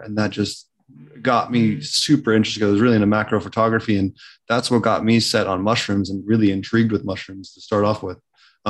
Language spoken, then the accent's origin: English; Pennsylvania, United States; now in Oklahoma, United States; Oh yeah, definitely spoiled here in Oklahoma for sure. I grew up in Pennsylvania